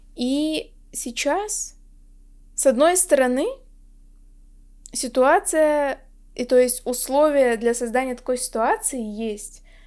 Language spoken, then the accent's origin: Russian; Chita, Zabaykalsky Krai, Russia; я как раз из Читы, что вот в Забайкальском крае